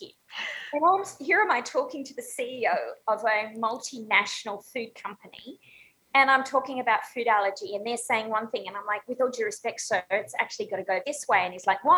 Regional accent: Australia; moved away as an adult; now in Chicago, United States; I'm Australian

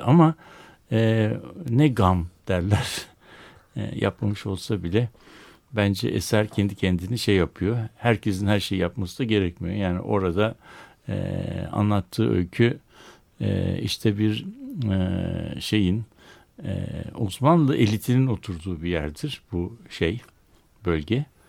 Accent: Istanbul, Turkey; born or raised there

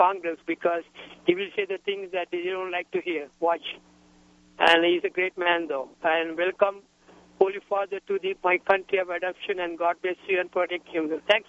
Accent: Sri Lanka; now in New Mexico, United States; I was born in Sri Lanka. He went to Sri Lanka. He's coming here to the country of my adoption.

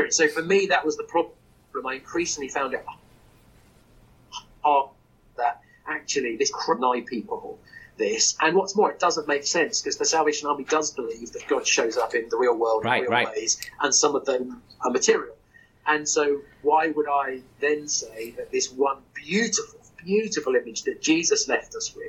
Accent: Portsmouth, South East England, United Kingdom; I also went to a cathedral school, in Portsmouth

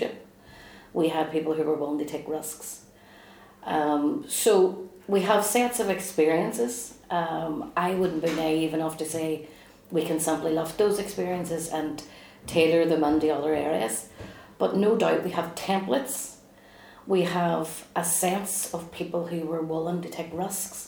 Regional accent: Derry, Northern Ireland, United Kingdom; as a Republican growing up in the Bogside

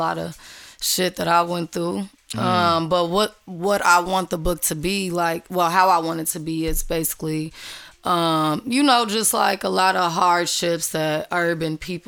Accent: Chicago, Illinois, United States; also born or lived in Minneapolis; I'm from Chicago. I was raised half and half, half in Minneapolis

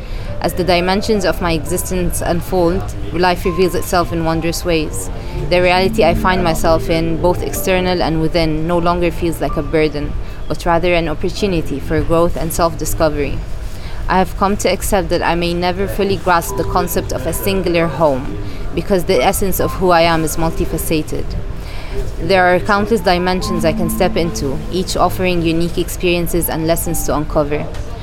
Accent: Kuwait; born there; yeah, I was born in Kuwait, actually.

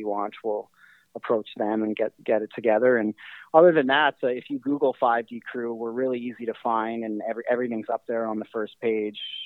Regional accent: Winnipeg, Manitoba, Canada; being from Winnipeg

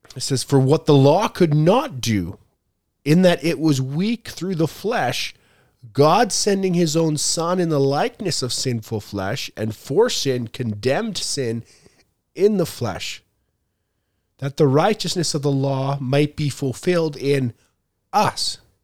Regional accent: Canada; I was born in Canada, raised in Canada

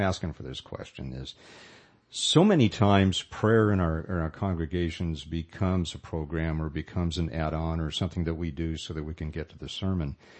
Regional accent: Modesto, California, United States; I was from Modesto

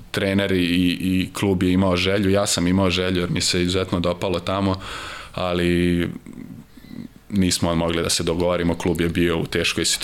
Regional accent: Vojvodina, Serbia; mislim ja sam Vojvođanin

